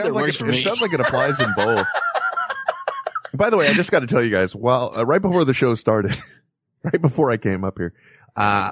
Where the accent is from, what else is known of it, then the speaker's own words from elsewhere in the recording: San Francisco Bay Area, California, United States; I grew up in the San Francisco Bay Area